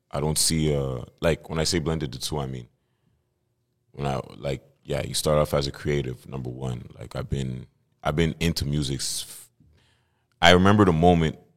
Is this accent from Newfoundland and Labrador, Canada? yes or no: no; Montreal, Quebec, Canada; Um, I'm from Montreal, born and raised. Uh, my blood, my family's from Cameroon, from the motherland